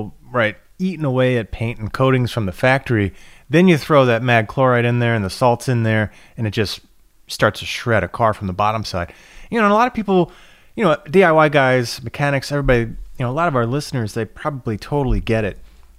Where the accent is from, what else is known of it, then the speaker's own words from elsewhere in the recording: Florida, United States; now in Michigan, United States; Up here in Michigan, all over the place, man. And, you know, it's interesting because, I'm displaced. I grew up in Florida. I grew up on literally a little island in the intercoastal, surrounded by saltish water, surrounded by the ocean.